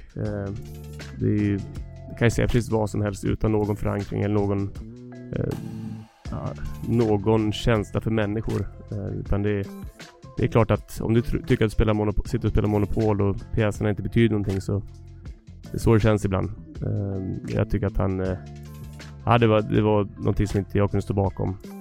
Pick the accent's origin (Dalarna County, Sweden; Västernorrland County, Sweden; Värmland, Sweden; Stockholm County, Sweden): Dalarna County, Sweden; Leksand; moved away as an adult; also born or lived in San Jose, United States / Atlanta, United States / New Jersey, United States; när jag var liten kille i Leksand